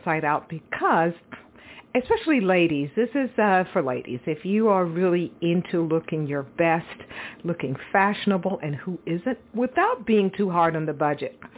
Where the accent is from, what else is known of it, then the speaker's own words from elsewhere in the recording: Texas, United States; moved away; I'm originally from Texas